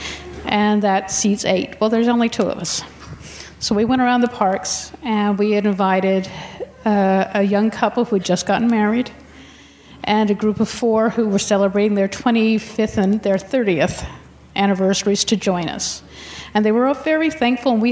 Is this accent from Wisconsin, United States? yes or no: no; Maryland, United States; I'm also from Maryland